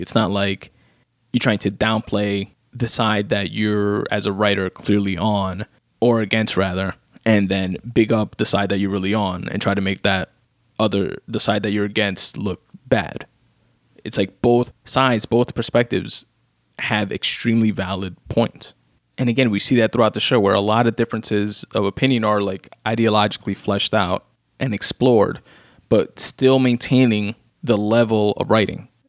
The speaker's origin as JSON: {"language": "English", "region": "New York", "country": "United States", "said": "me as a New Yorker"}